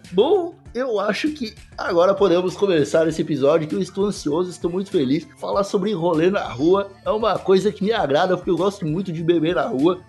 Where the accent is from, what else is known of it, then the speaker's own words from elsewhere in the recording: Brazil; como brasileiro